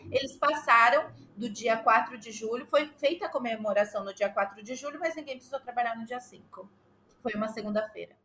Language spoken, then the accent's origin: Portuguese; Santa Isabel, São Paulo, Brazil; now in United States; eu sou de São Paulo, ah, especificamente de uma cidadezinha da grande São Paulo chamada Santa Isabel.